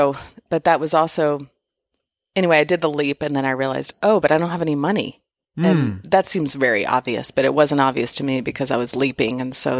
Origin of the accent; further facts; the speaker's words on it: Houston, Texas, United States; also born or lived in Austin; I was born in Austin. Obviously mentioned growing up in Houston, but I was born here.